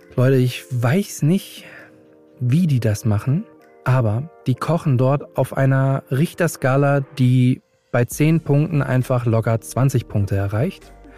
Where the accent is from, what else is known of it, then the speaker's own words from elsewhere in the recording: Hamburg, Germany; moved away as an adult; now in Berlin, Germany; ich bin 35 Jahre alt, gebürtiger Hamburger und lebe seit einigen Jahren in Berlin